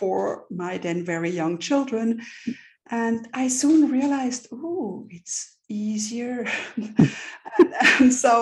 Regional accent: Switzerland; moved away as an adult; also born or lived in London / New York; I'm born and raised in Switzerland here

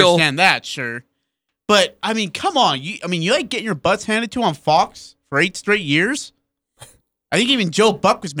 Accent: United Kingdom; Yeah, we're British.

